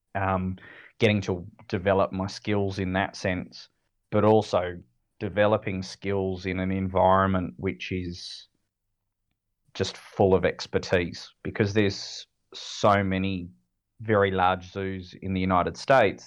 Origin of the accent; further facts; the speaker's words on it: Sydney, New South Wales, Australia; now in Adelaide, Australia; I grew up in Sydney, so for me that local zoo was was Taronga. Um, I lived on the northern beaches